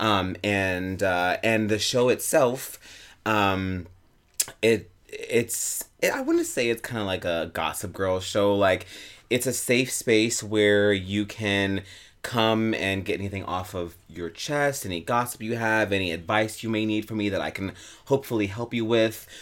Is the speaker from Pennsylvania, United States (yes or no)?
no; Albuquerque, New Mexico, United States; now in New York City, United States; I am originally from Albuquerque, New Mexico.